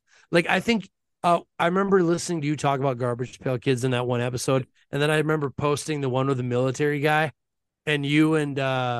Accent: Minnesota, United States; where I grew up in Minnesota, where pro wrestling is big up here in Minnesota.

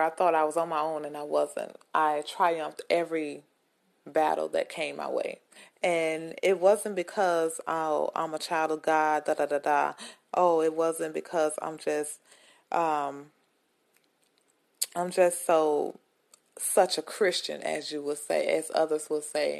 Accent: Greenwood, Mississippi, United States; Greenwood, Mississippi, my hometown

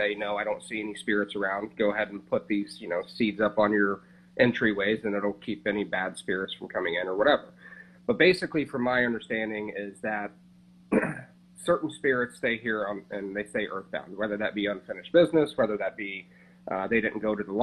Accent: Coshocton, Ohio, United States; coming from my hometown in Ohio, Coshocton

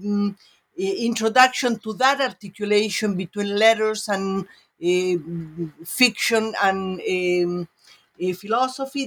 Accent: Uruguay; moved away; I'm from Uruguay and started my studies in my country

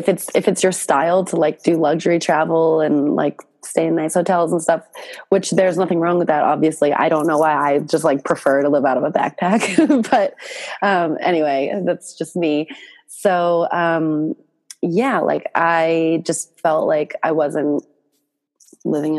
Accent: Boston, Massachusetts, United States; moved away as an adult; also born or lived in New York City / Thailand; originally from Boston, like born, raised, went to college here.

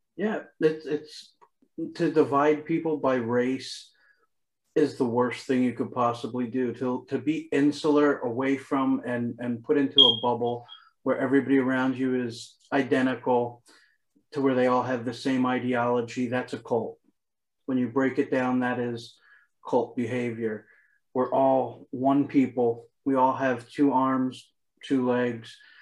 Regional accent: Philadelphia, Pennsylvania, United States; I grew up in Philadelphia, it's very multicultural here

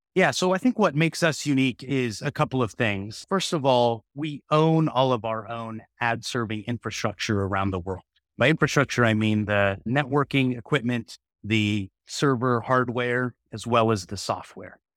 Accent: Silicon Valley, California, United States; I'm born and raised in Silicon Valley

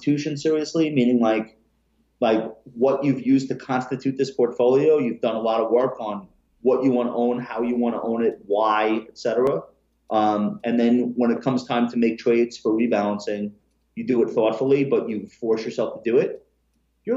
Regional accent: Long Island, New York, United States; I grew up on Long Island

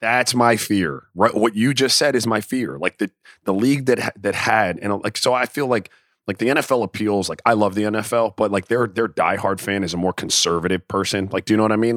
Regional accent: Miami, Florida, United States; moved away; also born or lived in U.S. Virgin Islands; I grew up in Miami and in the Virgin Islands

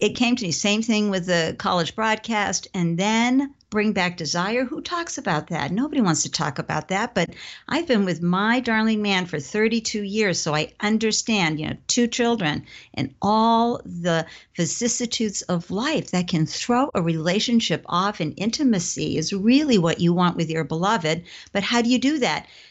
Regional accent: Southern Maine, Massachusetts town, New England, United States; I grew up in a New England, Southern Maine, Massachusetts town, middle class

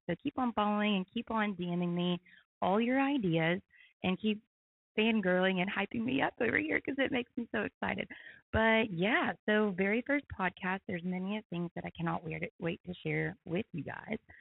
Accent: Knoxville, Tennessee, United States; moved away as an adult; now in Chattanooga, United States; I'm from Knoxville, Tennessee originally.

